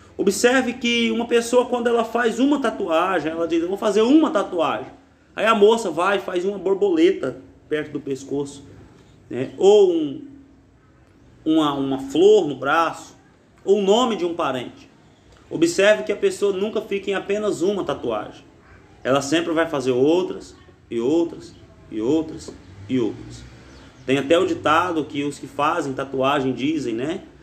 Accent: Brazil; na nossa juventude, na nossa geografia, no Brasil

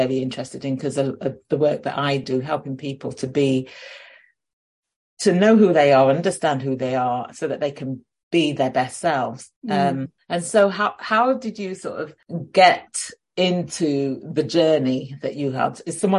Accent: Sheffield, Yorkshire and the Humber, United Kingdom; moved away as an adult; I remember in my early 20s, and I moved down to London from Sheffield

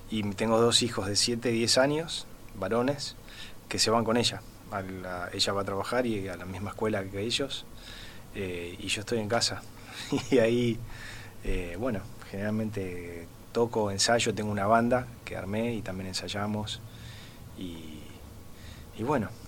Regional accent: Buenos Aires, Argentina; moved away; Sí, yo, yo eh, no me considero un, muy argentino porque he vivido en muchos otros lados, ¿no? Y también a mí me, costó mucho realmente volver a Argentina, a vivir en Buenos Aires más

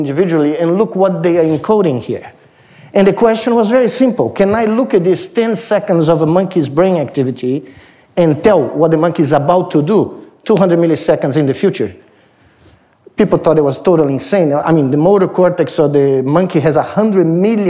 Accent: Brazil; moved away as an adult; now in United States; when I was in high school, growing up in Brazil.

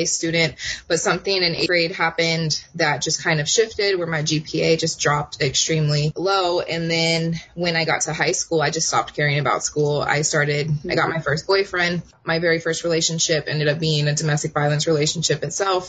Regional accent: Oceanside, California, United States; she decided to move us to where I consider to be from, which is Oceanside, California. Mm-hmm. And that's my hometown

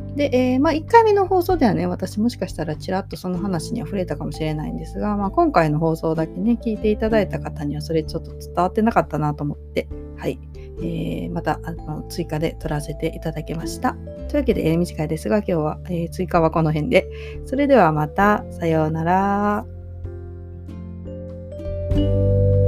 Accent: Yoshino District, Nara, Japan; 奈良県の、えー、吉野郡の大江戸町という町で生まれました

